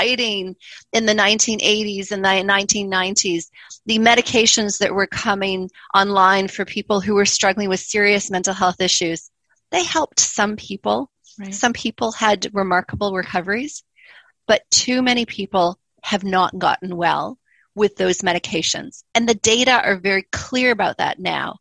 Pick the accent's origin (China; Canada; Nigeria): Canada; moved away as an adult; also born or lived in Montreal, Canada / Calgary, Canada; now in Christchurch, New Zealand; you can already probably tell that I don't sound New Zealander. I'm originally Canadian